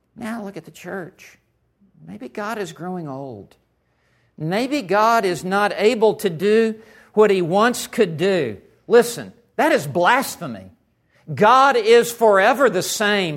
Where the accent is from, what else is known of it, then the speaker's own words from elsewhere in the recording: Memphis, Tennessee, United States; moved away as an adult; also born or lived in West Texas; I grew up in Memphis, Tennessee.